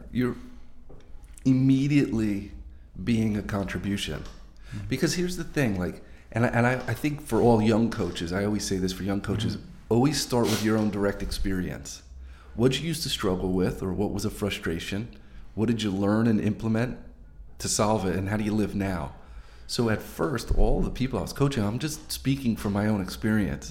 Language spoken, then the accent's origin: English; New Jersey, United States; also born or lived in Montana; I was born and raised in New Jersey.